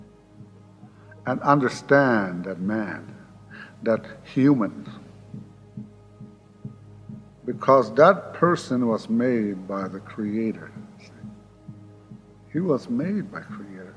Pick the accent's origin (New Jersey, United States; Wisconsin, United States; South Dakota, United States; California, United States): South Dakota, United States; Pine Ridge Indian Reservation; born or raised there